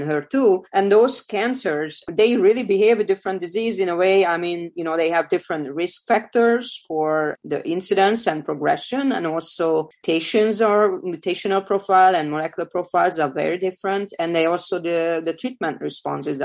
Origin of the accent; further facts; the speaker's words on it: Hungary; moved away as an adult; now in United States; I was born in Hungary. I grew up there